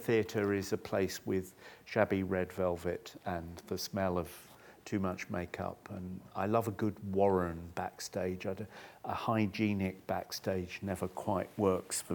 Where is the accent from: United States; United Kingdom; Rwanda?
United Kingdom; Chichester, South East England; I was born in 1958 and I grew up in Chichester in the south of England